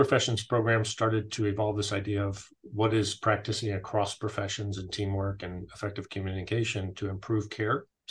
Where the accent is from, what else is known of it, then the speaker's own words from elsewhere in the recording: California, United States; moved away; I grew up in California.